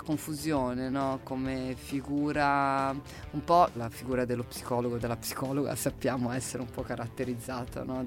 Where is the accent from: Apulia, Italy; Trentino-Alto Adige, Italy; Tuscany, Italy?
Tuscany, Italy; Livorno; io vengo dal Livorno, c'è una tradizione della pallacanestro, c'erano due squadre quando ero giovane